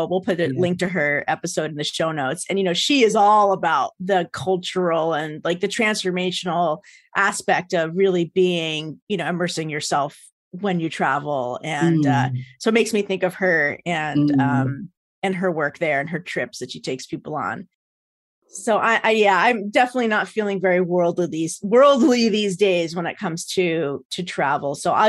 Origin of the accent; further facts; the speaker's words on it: United States; I'm so American. It's like ridiculous.